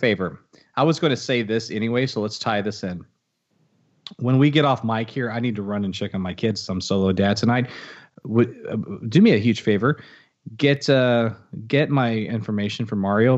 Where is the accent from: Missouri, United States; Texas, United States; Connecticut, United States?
Texas, United States; I'm a Texan